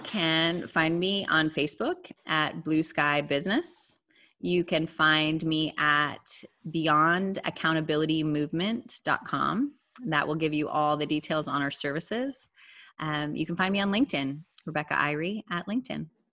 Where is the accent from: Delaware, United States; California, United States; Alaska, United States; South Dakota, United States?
South Dakota, United States; moved away as an adult; also born or lived in Minnesota; now in Austin, United States; So I was raised in South Dakota, and I married a Minnesotan.